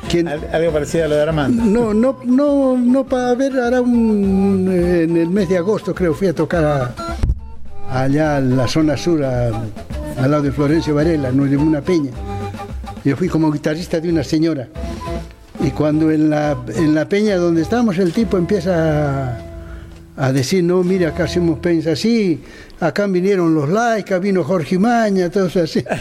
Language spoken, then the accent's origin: Spanish; Bolivia; moved away; Bueno, porque cuando vine de Bolivia tenía los humos por el techo, ¿no?